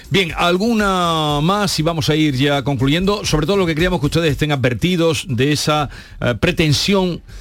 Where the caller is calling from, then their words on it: Cádiz, Andalusia, Spain; de Cádiz.